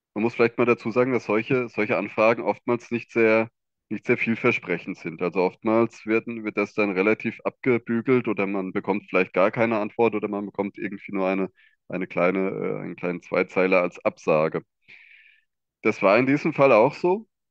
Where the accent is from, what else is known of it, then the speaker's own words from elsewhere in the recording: Hesse, Germany; ich komme aus dem Bundesland Hessen